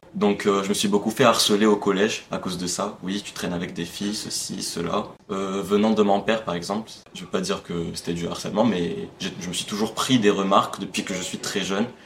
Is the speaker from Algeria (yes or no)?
yes; Algeria; moved away as an adult; now in France; je suis algérien, j'ai vécu toute ma vie en Algérie, je suis en France que depuis un an, je suis venu pour mes études.